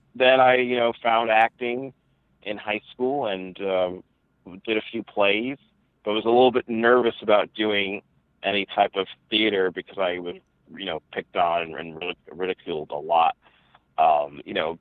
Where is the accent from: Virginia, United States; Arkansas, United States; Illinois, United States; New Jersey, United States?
New Jersey, United States; I'm born and raised in New Jersey to two parents who are from Ghana, West Africa.